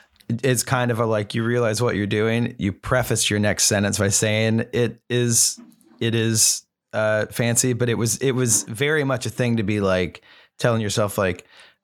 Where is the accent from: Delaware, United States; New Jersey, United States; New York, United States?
New York, United States; Brooklyn; And I was like, I'm from Brooklyn.